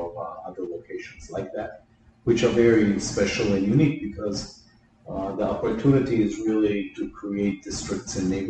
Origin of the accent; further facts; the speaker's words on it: Minneapolis, Minnesota, United States; moved away as an adult; also born or lived in Israel; now in Miami, United States; And I was born in Israel in 1962. So at the age of 11, I moved to Minneapolis. I grew up in Minneapolis. I went to school and became a licensed and registered architect in Minneapolis, in Minnesota. And I moved to Miami in 1988.